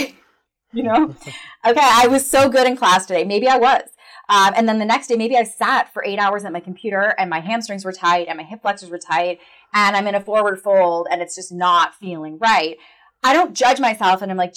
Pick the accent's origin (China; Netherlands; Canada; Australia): Canada; I'm Canadian